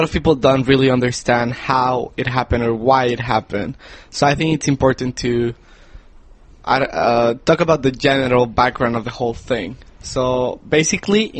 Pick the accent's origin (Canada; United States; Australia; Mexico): Mexico; I am from Mexico